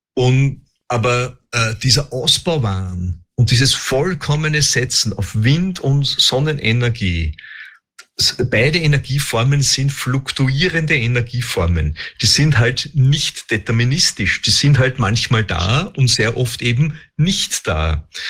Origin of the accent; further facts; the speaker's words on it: Austria; bei uns in Österreich